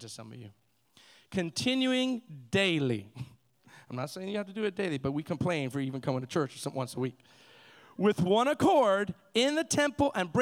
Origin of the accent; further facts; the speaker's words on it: Miami, Florida, United States; I was this kid from Miami that got saved